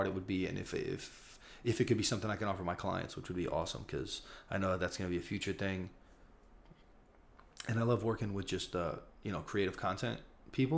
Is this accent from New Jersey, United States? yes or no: yes; Newark, New Jersey, United States; now in Brooklyn, United States; I'm from Newark, New Jersey. I live in Brooklyn, New York right now.